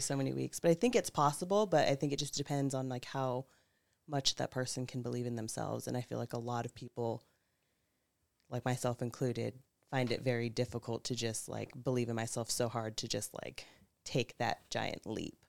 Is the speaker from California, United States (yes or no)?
yes; Pope Valley, California, United States; now in Santa Rosa, United States; I'm originally from Pope Valley, California